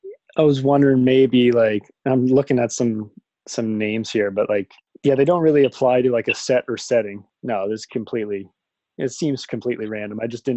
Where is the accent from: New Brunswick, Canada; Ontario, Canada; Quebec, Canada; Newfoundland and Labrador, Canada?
New Brunswick, Canada; So I'm from New Brunswick, Canada